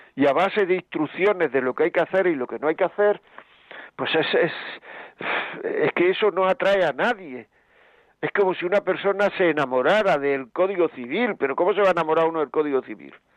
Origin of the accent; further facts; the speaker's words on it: Granada, Andalusia, Spain; yo soy de Granada